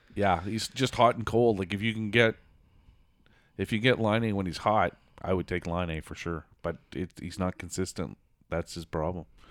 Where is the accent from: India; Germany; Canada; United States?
Canada; as a Canadian